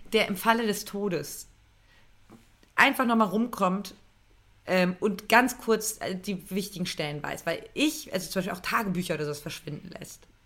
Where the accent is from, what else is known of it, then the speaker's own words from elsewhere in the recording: Berlin, Germany; ich bin ja ähm, ge geboren in Berlin.